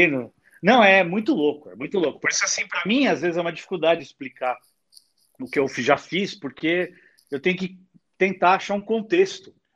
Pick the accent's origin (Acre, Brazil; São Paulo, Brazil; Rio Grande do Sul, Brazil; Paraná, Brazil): São Paulo, Brazil